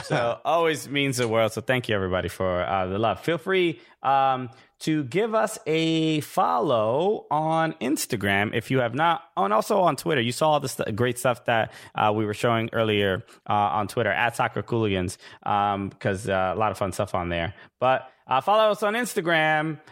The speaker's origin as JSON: {"language": "English", "town": "New York City", "region": "New York", "country": "United States", "said": "I'm originally from Brooklyn."}